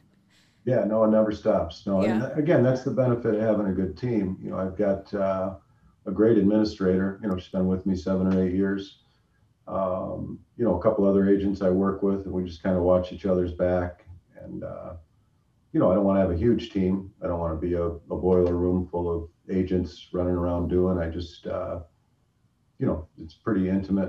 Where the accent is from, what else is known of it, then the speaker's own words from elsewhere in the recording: Brighton, Ontario, Canada; I grew up here in Brighton